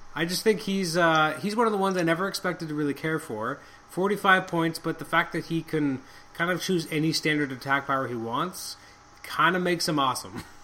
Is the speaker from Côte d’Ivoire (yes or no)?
no; Canada; I'm extremely Canadian